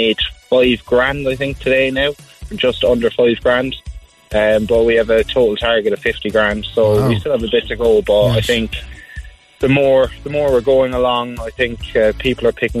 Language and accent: English; Glanmire, County Cork, Ireland; moved away as an adult; also born or lived in Bath, United Kingdom; I'm from Glanmire